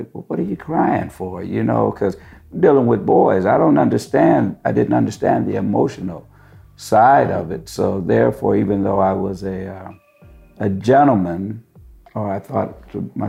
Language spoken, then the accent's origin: English; San Francisco, California, United States; I'm from San Francisco originally